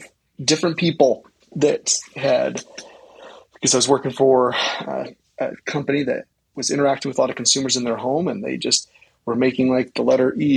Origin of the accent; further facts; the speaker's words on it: Rexburg, Idaho, United States; growing up in Rexburg, Idaho